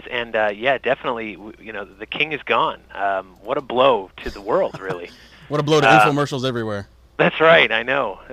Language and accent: English; Massachusetts, United States; born there; I was born in Massachusetts, but I, I lived all over and came back in, in 2002